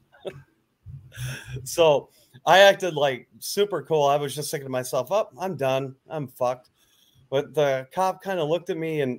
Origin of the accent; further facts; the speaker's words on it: West Michigan, United States; moved away; I come from Michigan originally too, West Michigan. And it was all country where I lived